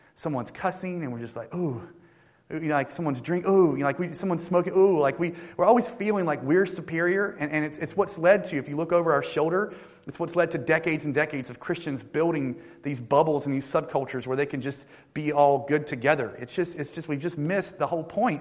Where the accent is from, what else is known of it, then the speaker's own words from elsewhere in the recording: North Carolina, United States; I lead a church uh, called One Harbor in North Carolina, actually in my hometown.